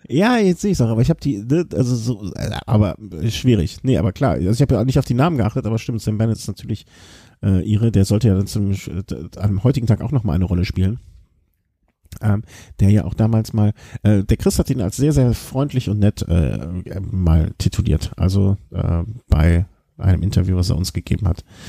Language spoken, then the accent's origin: German; Cologne, North Rhine-Westphalia, Germany; ich bin natürlich dann äh, eigentlich als Kölsche Natur